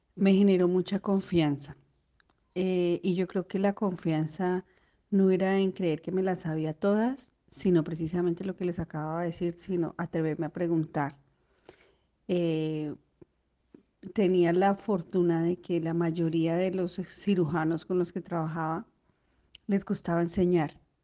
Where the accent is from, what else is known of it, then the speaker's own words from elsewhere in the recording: Bogotá, Colombia; moved away as an adult; also born or lived in Neiva, Colombia; yo soy de Colombia, yo venía de Bogotá